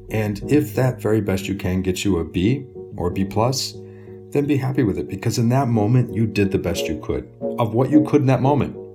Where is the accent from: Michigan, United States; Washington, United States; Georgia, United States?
Michigan, United States; Detroit; I, I, guess if you've been to Astana, uh, you have some sense of what it's like to grow up in Detroit, just the brutal bitterness of the cold and the heat.